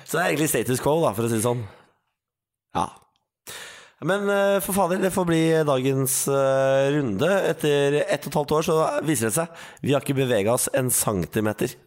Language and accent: Norwegian; Østfold, Norway; jeg er fra Østfold